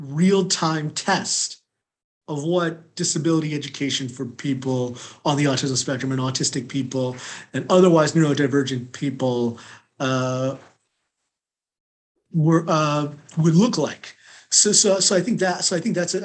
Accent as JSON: {"language": "English", "region": "California", "country": "United States", "tie": "born or raised there", "also_born_or_lived": "North Carolina", "moved": "as an adult", "lives_now": "Washington, D.C., United States", "said": "I grew up in California, but then I went to North Carolina"}